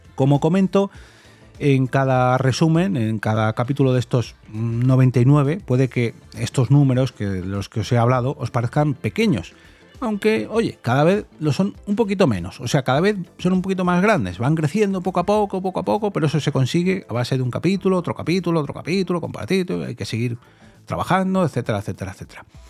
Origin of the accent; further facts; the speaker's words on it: Móstoles, Community of Madrid, Spain; yo soy de Móstoles, normalmente grabo en Móstoles